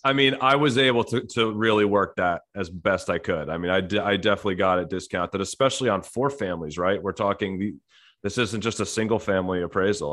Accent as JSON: {"language": "English", "region": "New Jersey", "country": "United States", "tie": "born or raised there", "said": "I was born and raised in New Jersey"}